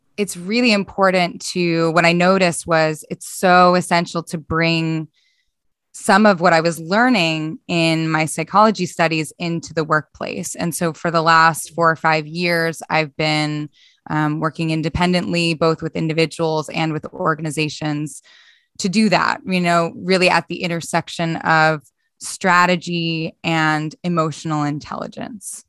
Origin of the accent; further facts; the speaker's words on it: Philadelphia, Pennsylvania, United States; moved away; also born or lived in Boston; so I'm originally from Philadelphia in the States